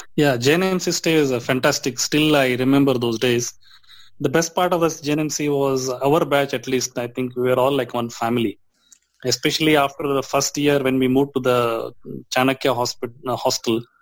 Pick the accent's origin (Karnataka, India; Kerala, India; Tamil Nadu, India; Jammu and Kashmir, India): Karnataka, India; Dharwad; I was born in Dharwad. It's a central part of Karnataka, uh-huh. India